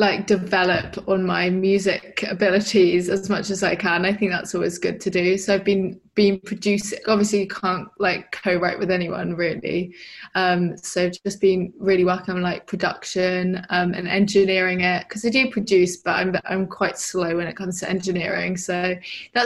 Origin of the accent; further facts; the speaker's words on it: Brighton, South East England, United Kingdom; I'm from Brighton.